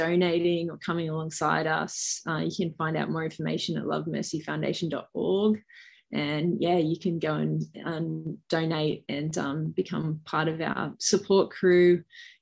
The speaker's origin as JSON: {"language": "English", "country": "Australia", "also_born_or_lived": "New York, United States", "accent": "Bogan", "said": "I'm definitely Australian. It's my Bogan voice, but I was born there and I spent the first sort of probably 12 months of my life there"}